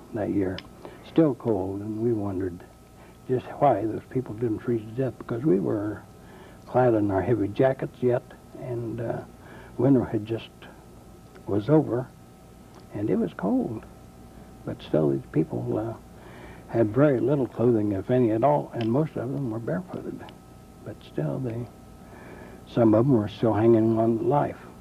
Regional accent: Union City, Indiana, United States; I was born in Union City, Ohio, and under a year old, I was moved to Union City, Indiana with my parents, and I've been a lifelong resident of Union City, Indiana

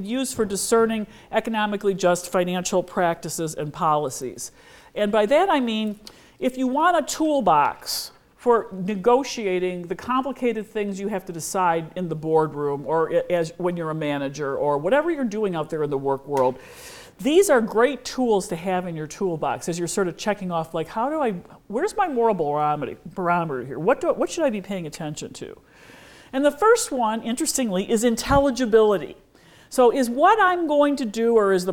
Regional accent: United States; as an American

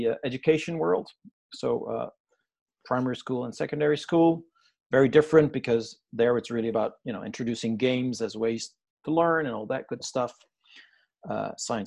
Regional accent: Amsterdam, North Holland, Netherlands; I'm Dutch, right? I'm from Amsterdam

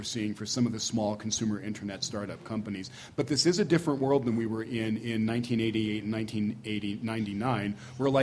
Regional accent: Cambridge, Massachusetts, United States; My hometown of Cambridge, Massachusetts

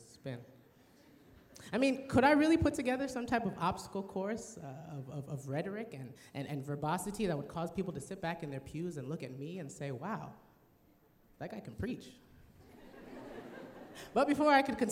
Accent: Illinois, United States; moved away as an adult; also born or lived in New Jersey / Tennessee; now in Loma Linda, United States; I grew up in Illinois

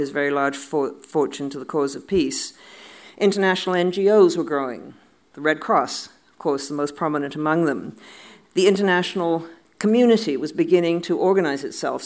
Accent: Canada; as I speak as a Canadian

